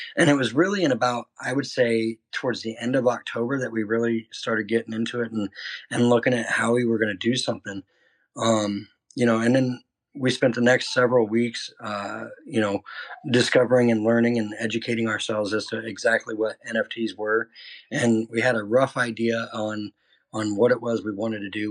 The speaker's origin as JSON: {"language": "English", "region": "Iowa", "country": "United States", "moved": "as an adult", "said": "Originally, I'm from a small town in Iowa"}